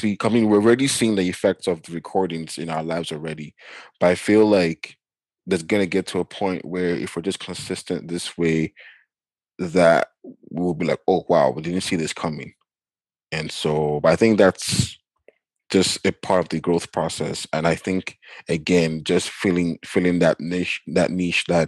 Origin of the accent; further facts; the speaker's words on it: Nigeria; now in Canada; growing up in Nigeria